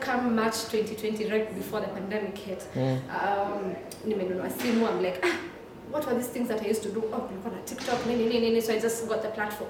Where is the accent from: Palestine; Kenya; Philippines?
Kenya; I found myself gravitating towards issues that I found annoying as a Kenyan.